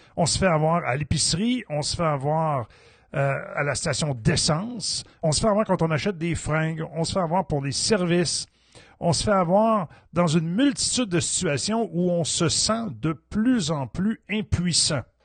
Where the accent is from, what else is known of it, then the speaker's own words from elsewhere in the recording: Quebec, Canada; je suis un Québécois